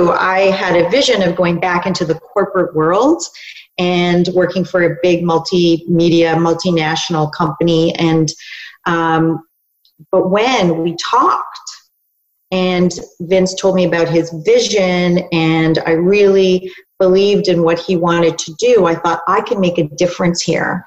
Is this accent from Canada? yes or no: yes; Canada; also born or lived in New York, United States; And when I moved back to Canada, I am Canadian.